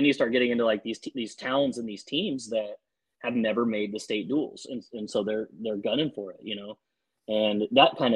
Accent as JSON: {"language": "English", "town": "Ord", "region": "Nebraska", "country": "United States", "tie": "born or raised there", "said": "kids from Ord used to go to Broken Bow. That's my hometown"}